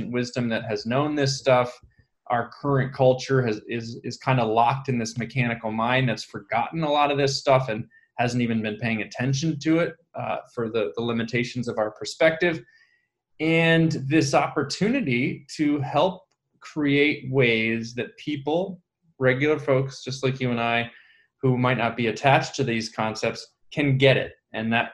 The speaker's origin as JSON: {"language": "English", "town": "Ithaca", "region": "New York", "country": "United States", "tie": "born or raised there", "said": "I come from upstate New York, Ithaca"}